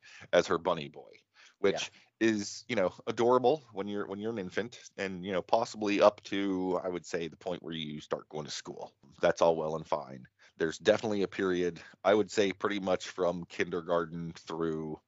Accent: Martins Ferry, Ohio, United States; also born or lived in Wheeling, West Virginia; You and I grew up in the Ohio Valley

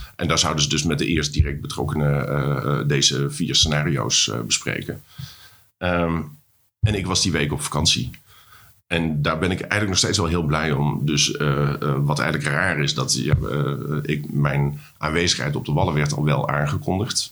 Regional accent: North Brabant, Netherlands; now in Amsterdam, Netherlands; als jongetje uit, eh, uit Brabant

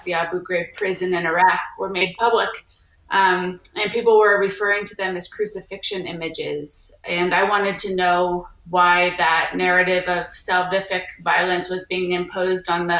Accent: Texas, United States; moved away as an adult; also born or lived in East Coast / Compton, California / Tahoe, California / Southern California; I grew up in Texas

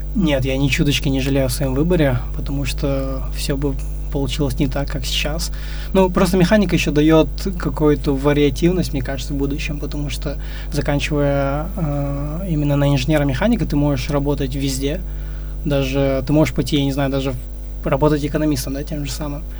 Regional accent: Ust-Tobe, Karaganda Region, Kazakhstan; я сам родом из Караганды, э, жил и вырос в посёлке Усть-Тобе

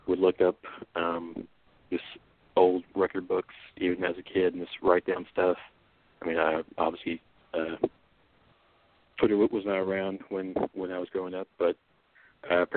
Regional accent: Louisville, Kentucky, United States; also born or lived in Simpsonville, Kentucky; I briefly lived in Simpsonville for 1 year when I was younger. But excluding that, yes, I've been in Louisville

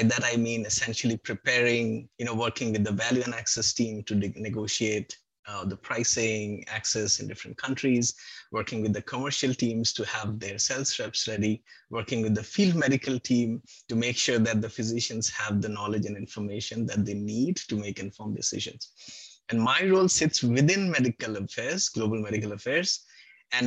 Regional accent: Kolkata, West Bengal, India; moved away; I'm from Calcutta originally

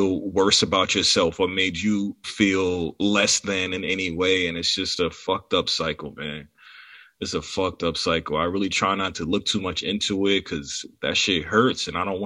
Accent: New York City, New York, United States; I'm from Far Rockaway, Queens

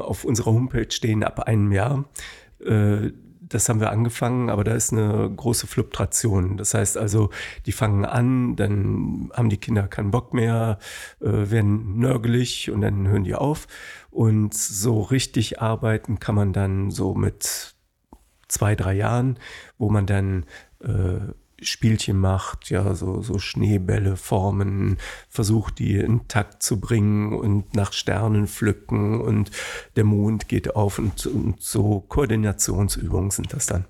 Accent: Bonn, North Rhine-Westphalia, Germany; ich bin in Kessenisch, Höhe Haribo aufgewachsen

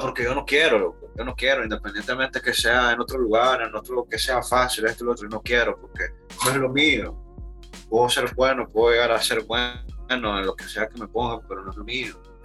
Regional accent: Managua, Nicaragua; Soy de Managua.

